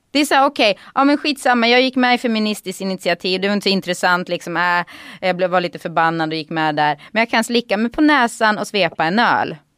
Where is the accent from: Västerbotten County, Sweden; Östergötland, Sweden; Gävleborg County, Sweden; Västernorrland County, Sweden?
Gävleborg County, Sweden; Gävle; moved away; also born or lived in Sandviken; jag är inte född där, född i Sandviken, men eh, uppvuxen ändå i Gävle